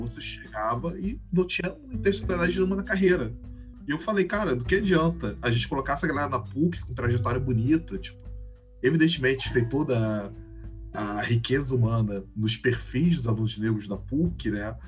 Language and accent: Portuguese; Florianópolis, Santa Catarina, Brazil; also born or lived in Rio Grande, Rio Grande do Sul; Eu tenho sorte de ser um gaúcho que cresceu em São Catarina